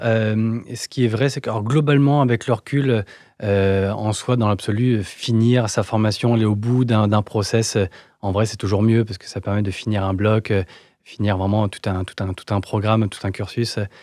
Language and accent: French; Paris suburbs, Île-de-France, France; J'ai grandi en banlieue parisienne